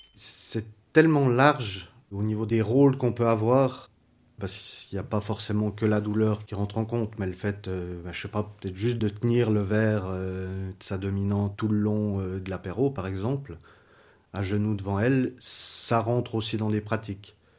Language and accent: French; Lausanne, Vaud, Switzerland; je viens de Lausanne, j'ai 39 ans